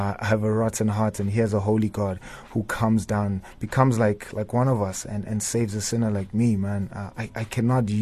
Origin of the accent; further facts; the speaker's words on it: Tembisa, Gauteng, South Africa; I come from Tembisa, born and raised there.